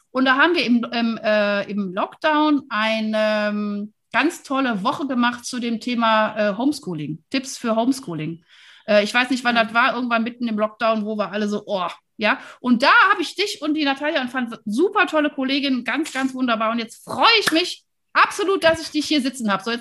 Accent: Wuppertal, North Rhine-Westphalia, Germany; Ich bin ja Wuppertalerin, weißt du?

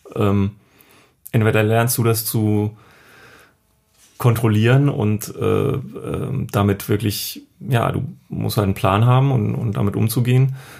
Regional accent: Düsseldorf, North Rhine-Westphalia, Germany; ich komme aus Düsseldorf

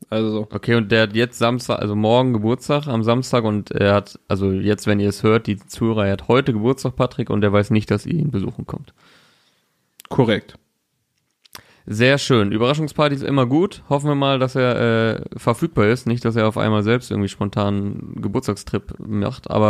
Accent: Osnabrück, Lower Saxony, Germany; Diese Woche bin ich in meiner Heimat Osnabrück.

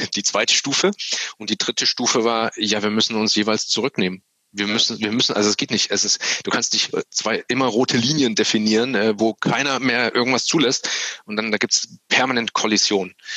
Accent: East Germany, Germany; ich bin ja selber auch Ossi

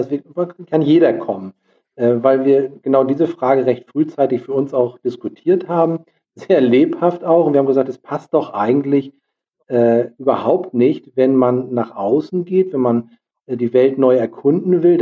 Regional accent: Lübeck, Schleswig-Holstein, Germany; Wir kommen ja aus Lübeck.

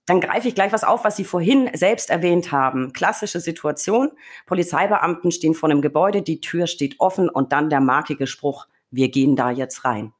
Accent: Franconia, Bavaria, Germany; ich komme aus Bayern, beziehungsweise Franken

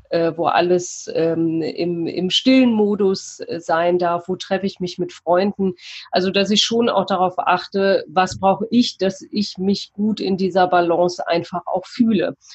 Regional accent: Cologne, North Rhine-Westphalia, Germany; Ich komme aus Köln, habe dort äh, mein Atelier für Persönlichkeit

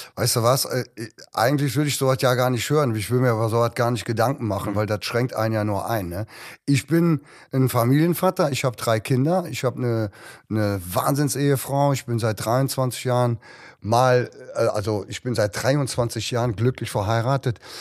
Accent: Cologne, North Rhine-Westphalia, Germany; Bei uns in Köln

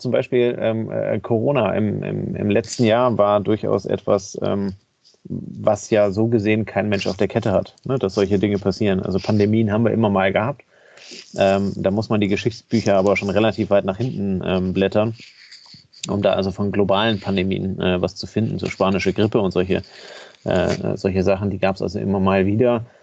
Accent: Kiel, Schleswig-Holstein, Germany; Von daher bin ich als Kieler immer davon ausgegangen

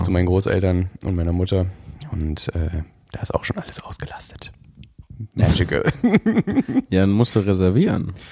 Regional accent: North Rhine-Westphalia, Germany; also born or lived in Berlin; ziehe ich das erste Mal seit ich bin aus NRW weg

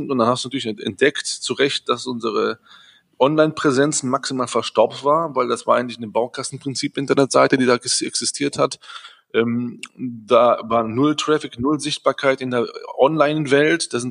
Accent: Düsseldorf, North Rhine-Westphalia, Germany; Äh, aber ich bin in Düsseldorf, mehr Düsseldorfer als Grieche, fast muss ich fast sagen. Weil ich, bin ja hier aufgewachsen, groß geworden.

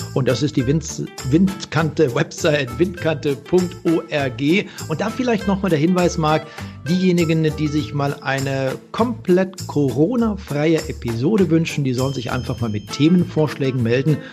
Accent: the region around Freiburg, Emmendingen, Reute, Baden-Württemberg, Germany; dort, wo ich groß geworden bin, äh, in der Region um Freiburg, Emmendingen, Reute

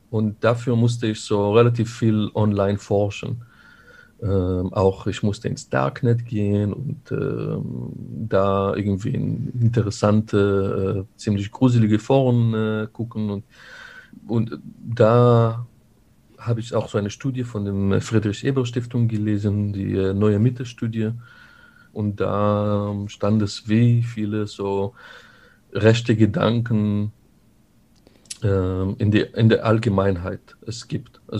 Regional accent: Israel; now in Germany; Äh, ich bin in Israel aufgewachsen. Da sind bereits viele Konflikte die, äh, die mich eingeprägt haben.

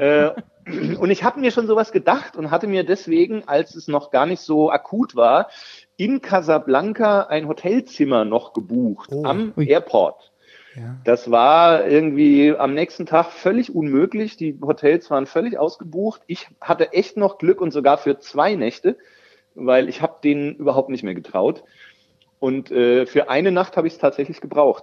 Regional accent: Kahlgrund, Bavaria, Germany; accent: Kahlgrund dialect; also born or lived in Bergen-Enkheim, Frankfurt; now in Frankfurt, Germany; es ist relativ nah an meinem Heimatdialekt, das ist äh, der Karlgrund drüben in Bayern schon.

